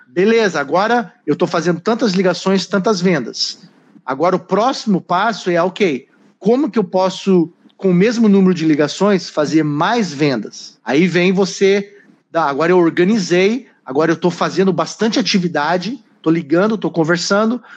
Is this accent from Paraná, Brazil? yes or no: yes; Curitiba, Paraná, Brazil; moved away as an adult; now in United States; Eu sou original de Curitiba. Mudei para cá com uma mala na mão, começar do zero a vida com 19 anos